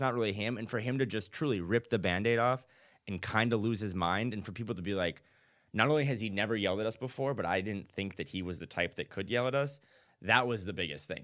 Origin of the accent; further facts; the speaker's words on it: North Dakota, United States; now in Portland, United States; I'm out in Portland. I'm from North Dakota originally